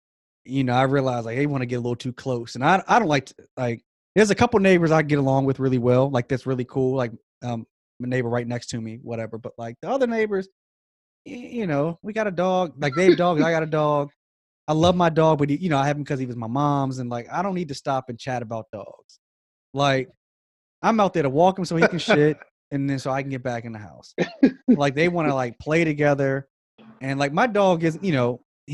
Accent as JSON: {"language": "English", "town": "Frederick", "country": "United States", "tie": "born or raised there", "moved": "yes", "said": "where I grew up at in Frederick, like, it was very isolated"}